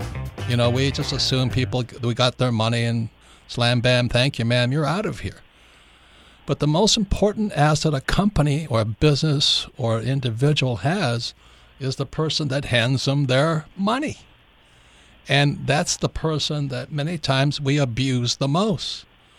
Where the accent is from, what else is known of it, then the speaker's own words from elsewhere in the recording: Hawaii, United States; I grew up in Hawaii